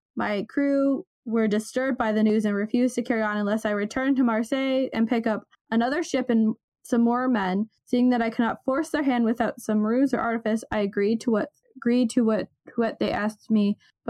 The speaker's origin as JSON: {"language": "English", "region": "Ohio", "country": "United States", "said": "it's going to show that I'm from Ohio really hardcore"}